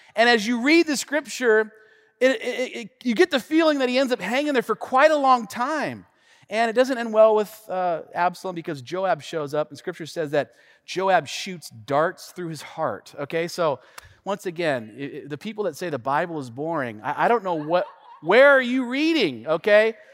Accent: Tacoma, Washington, United States; also born or lived in Tennessee; I grew up here in the Northwest, specifically the North End of Tacoma, born and raised

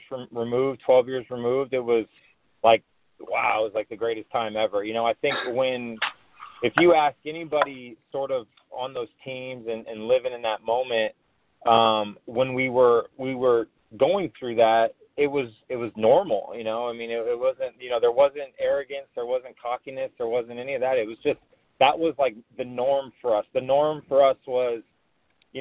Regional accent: Santa Ana, California, United States; I actually grew up in Santa Ana

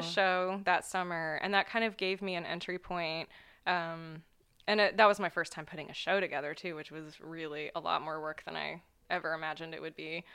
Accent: Ohio, United States; also born or lived in New York; the small town where I grew up in Ohio

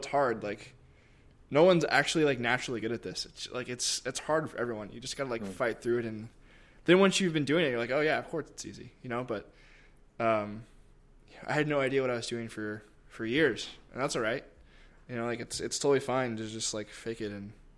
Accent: Kentucky, United States; I grew up doing that in Kentucky.

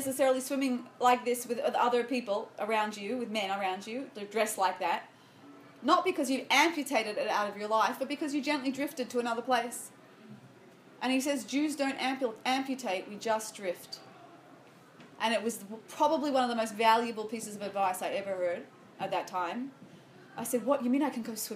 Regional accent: Sydney, New South Wales, Australia; I grew up in Sydney, Australia

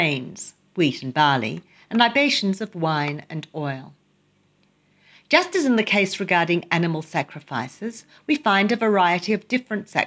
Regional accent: Australia; now in Jerusalem, Israel; I grew up in Australia

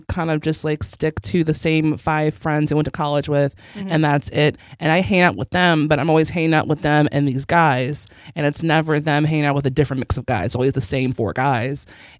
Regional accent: Chicago, Illinois, United States; We're from Chicago, okay?

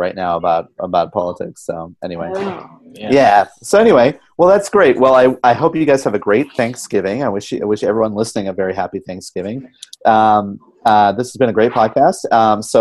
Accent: Colorado, United States; moved away; usually I go home for the holidays. That's Colorado.

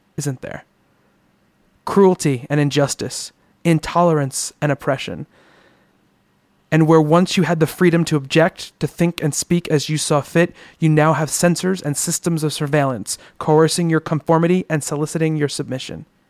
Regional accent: United States; my life as an American

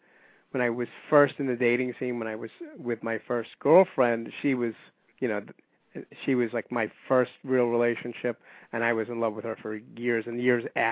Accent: New York City, New York, United States; I am a New Yorker

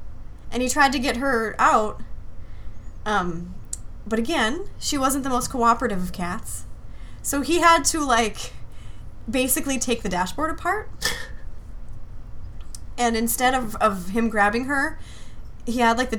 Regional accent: Hibbing, Minnesota, United States; born or raised there; also born or lived in Anchorage, Alaska

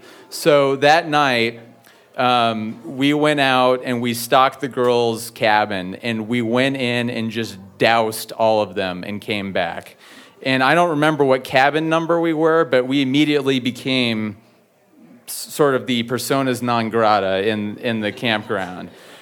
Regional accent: Los Angeles, California, United States; I grew up in Los Angeles.

